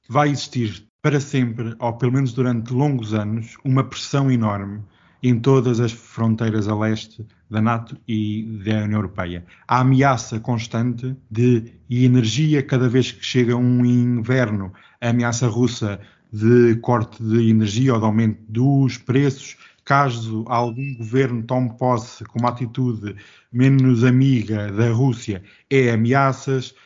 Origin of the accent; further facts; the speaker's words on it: Portugal; eu como europeu, como português